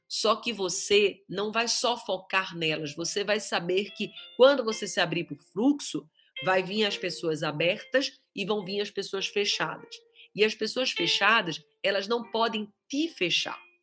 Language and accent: Portuguese; Pirassununga, São Paulo, Brazil; nós somos de Pirassununga e a minha sogra é de Amparo